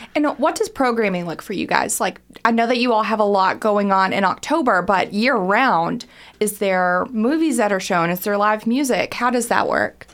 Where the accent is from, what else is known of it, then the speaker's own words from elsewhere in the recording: Harlan County, Kentucky, United States; also born or lived in Greensburg, Kentucky; now in Lexington, United States; I'm originally from Harlan County and then moved to a place called Greensburg, Kentucky, which is very south central